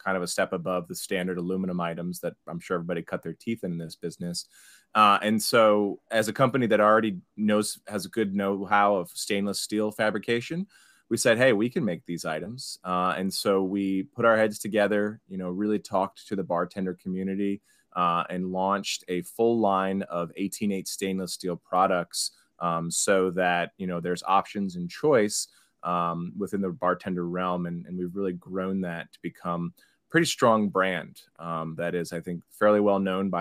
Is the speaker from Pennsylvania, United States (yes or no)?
no; Cincinnati, Ohio, United States; moved away as an adult; also born or lived in New York City; I'm from Cincinnati originally.